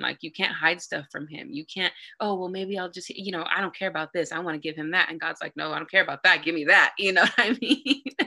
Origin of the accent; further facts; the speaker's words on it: San Bernardino, California, United States; I'm a nobody from San Bernardino. San Bernardino is one of the most dangerous cities in America. I'm born and raised from there